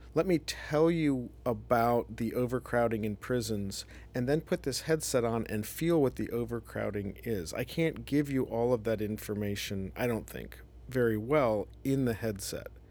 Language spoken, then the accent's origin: English; Columbus, Ohio, United States; moved away as an adult; also born or lived in Evanston, Illinois / New York, United States; I'm from Ohio, so I grew up in Columbus